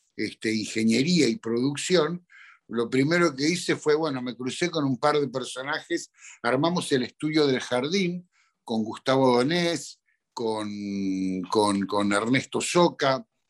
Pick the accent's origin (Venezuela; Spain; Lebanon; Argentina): Argentina; en mi país